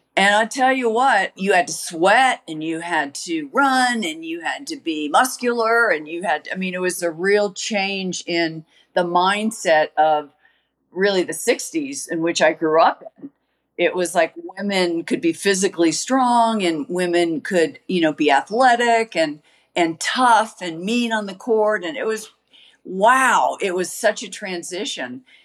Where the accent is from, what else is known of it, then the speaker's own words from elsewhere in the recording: United States; I was from America